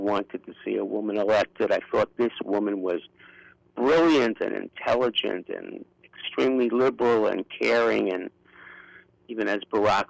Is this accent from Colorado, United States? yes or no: no; New York City, New York, United States; accent: Brooklyn; moved away as an adult; now in San Francisco, United States; I'm an old lefty Jew from Brooklyn, in fact, from Bernie's neighborhood